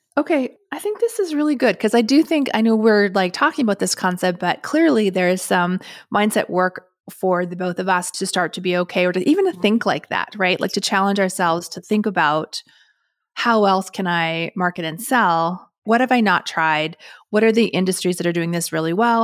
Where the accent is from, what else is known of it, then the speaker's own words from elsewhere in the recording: Canada; being Canadian